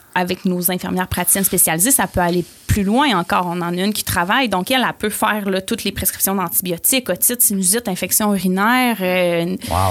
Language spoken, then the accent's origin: French; Port-Cartier, Quebec, Canada; moved away as an adult; now in Quebec City, Canada; je suis une fille originaire de la Côte-Nord. Je viens de Port-Cartier. Ah oui. Donc, euh, j'ai grandi sur la Côte-Nord